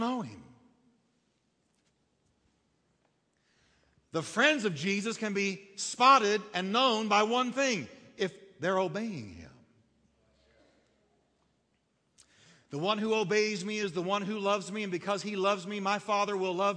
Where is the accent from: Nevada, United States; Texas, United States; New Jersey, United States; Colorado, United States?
Texas, United States; I'm Texan.